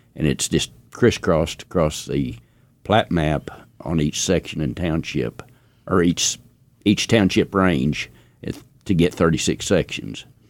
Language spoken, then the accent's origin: English; Laverne, Oklahoma, United States; Laverne, where I was raised, or born and raised in the Laverne, Ralston area